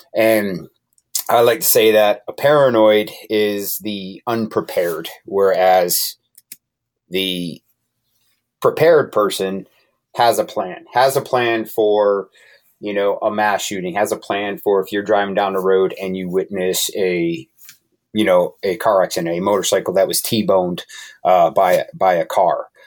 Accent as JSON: {"language": "English", "region": "Connecticut", "country": "United States", "moved": "yes", "said": "I'm originally from Connecticut"}